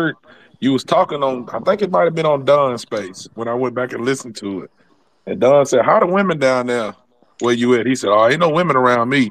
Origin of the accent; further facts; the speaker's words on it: Alabama, United States; I'm from Alabama, man. We see all kind of stuff down here.